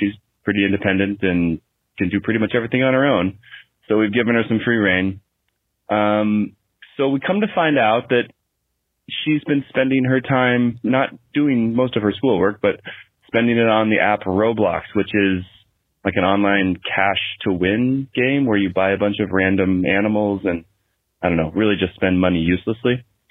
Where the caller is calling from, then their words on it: Riyadh, Riyadh Province, Saudi Arabia; My wife and I here, we're calling you from Riyadh, Saudi Arabia.